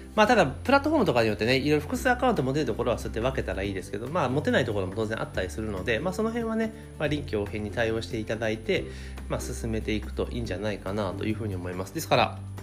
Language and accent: Japanese; Kanagawa, Japan; moved away; 神奈川県にある私の実家からですねお届けをしているんですけれども